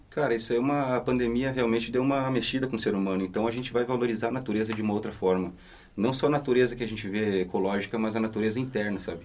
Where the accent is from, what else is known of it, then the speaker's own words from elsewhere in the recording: Santana do Livramento, Rio Grande do Sul, Brazil; now in Londrina, Brazil; é nesse lugar que eu nasci, no extremo sul do Rio Grande do Sul.